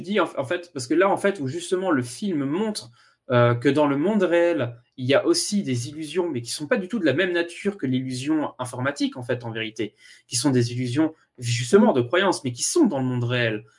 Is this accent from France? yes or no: yes; France; je suis français